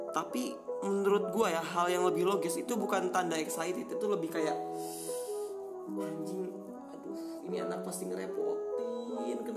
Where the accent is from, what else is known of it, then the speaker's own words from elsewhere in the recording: West Sumatra, Indonesia; Nama daerahnya Bukit Tinggi. Jadi gue itu putra Minang asli, tapi blasteran Jawa Tengah.